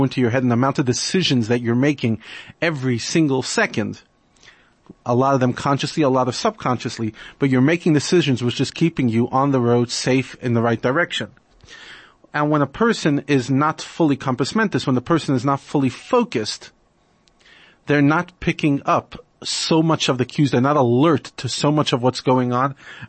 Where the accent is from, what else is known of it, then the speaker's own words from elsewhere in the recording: New York, United States; I grew up in New York, and like any Jewish society, you reach a stage where you're going to a lot of bar mitzvahs.